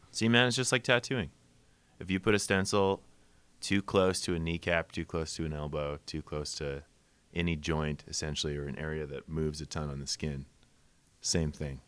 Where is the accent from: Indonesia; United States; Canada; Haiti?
Canada; Winnipeg, Manitoba; moved away; also born or lived in Saskatchewan; I'm from Winnipeg originally